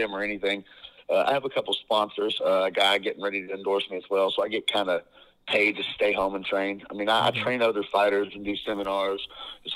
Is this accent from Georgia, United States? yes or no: yes; Georgia, United States; I'm from Georgia.